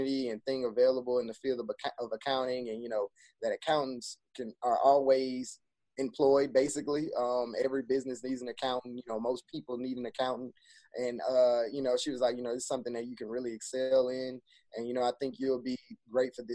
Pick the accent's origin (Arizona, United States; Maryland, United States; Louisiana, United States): Louisiana, United States; Baton Rouge; born and raised in Baton Rouge